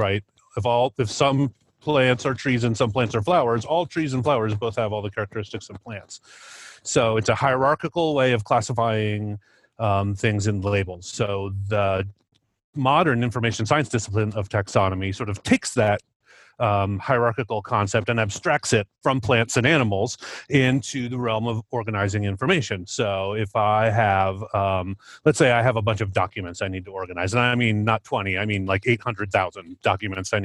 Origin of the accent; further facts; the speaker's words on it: Cedar Rapids, Iowa, United States; now in Albuquerque, United States; I grew up in Eastern Iowa in Cedar Rapids and spent plenty of time in Iowa City